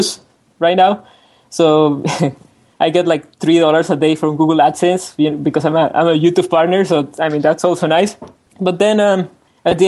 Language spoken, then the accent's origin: English; Mexico City, Mexico; I'm from Mexico City